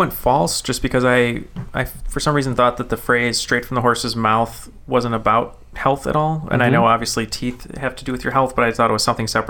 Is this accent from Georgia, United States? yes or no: yes; Atlanta, Georgia, United States; So I was born in Atlanta